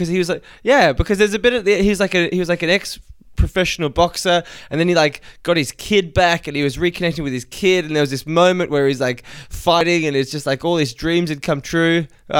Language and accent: English; Australia; You've probably picked up that I'm Australian